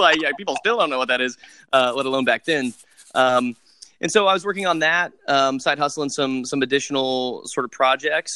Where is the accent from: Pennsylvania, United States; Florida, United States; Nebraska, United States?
Nebraska, United States; Western; moved away; I grew up in Western Nebraska in this rural area.